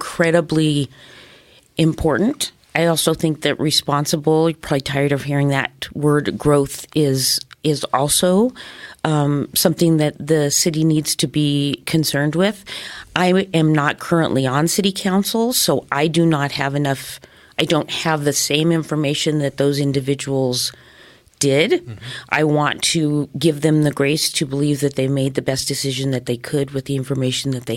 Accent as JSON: {"language": "English", "town": "Denver", "region": "Colorado", "country": "United States", "moved": "as an adult", "lives_now": "Colorado Springs, United States"}